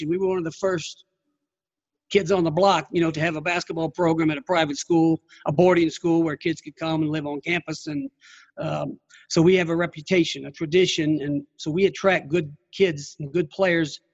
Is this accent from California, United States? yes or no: no; Kentucky, United States; now in Virginia, United States; I'm from Kentucky